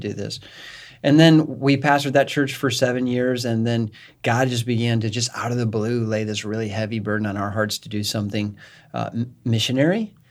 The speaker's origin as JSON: {"language": "English", "region": "Northern Illinois", "country": "United States", "said": "I came from Northern Illinois"}